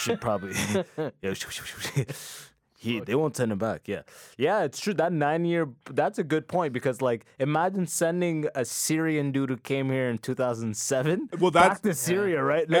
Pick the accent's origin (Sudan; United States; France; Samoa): Sudan; because I'm from Sudan, so it's like if you can make the case for it, you can pretty much, once you're already here, it's very easy.